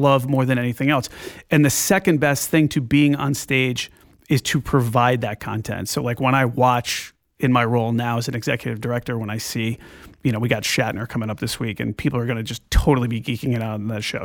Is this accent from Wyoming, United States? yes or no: no; Glastonbury, Connecticut, United States; I grew up in Glastonbury, Connecticut